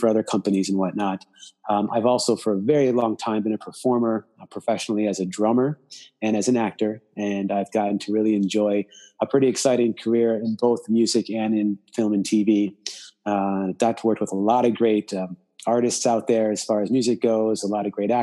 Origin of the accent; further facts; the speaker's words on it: Chicago, Illinois, United States; moved away as an adult; also born or lived in Indiana; now in Los Angeles, United States; I am originally from Chicago